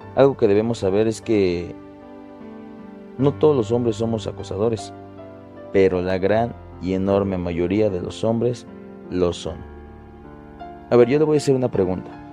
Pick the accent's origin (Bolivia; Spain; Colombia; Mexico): Mexico; como mexicanos